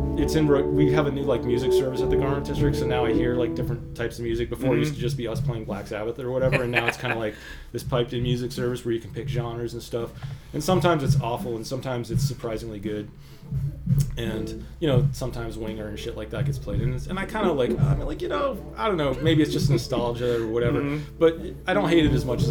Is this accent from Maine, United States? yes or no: yes; Waterville, Maine, United States; also born or lived in Israel; I grew up in Waterville, Maine